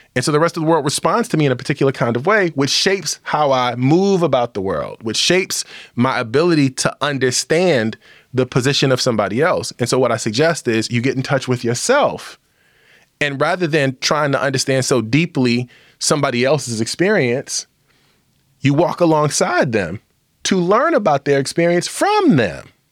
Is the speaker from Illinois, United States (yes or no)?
yes; Illinois, United States; my home state of Illinois, where Chicago is located